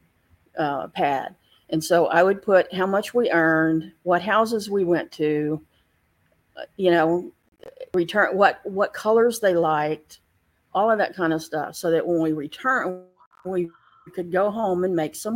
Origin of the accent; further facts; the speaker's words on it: Galveston, Texas, United States; I lived in Galveston. I grew up in Galveston